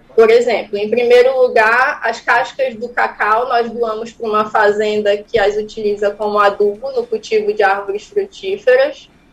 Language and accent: Portuguese; Santarém, Pará, Brazil; Esse cacau vem da minha, da minha terra, do Pará, mas eu sou de Santarém